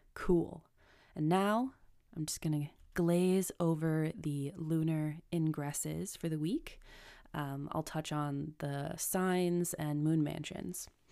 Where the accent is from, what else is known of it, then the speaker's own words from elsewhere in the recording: United States; I'm American